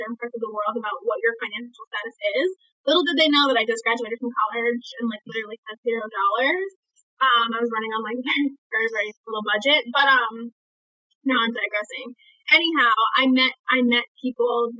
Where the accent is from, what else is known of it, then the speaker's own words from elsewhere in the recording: New York City, New York, United States; accent: American; being born and raised in Brooklyn, New York